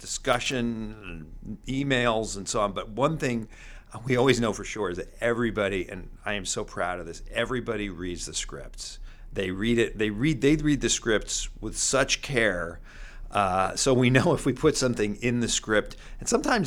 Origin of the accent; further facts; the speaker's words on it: New York, United States; I grew up in New York